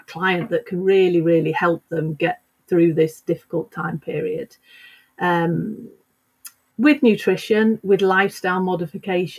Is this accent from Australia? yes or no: no; United Kingdom; moved away as an adult; also born or lived in London; now in Sweden; I am actually British.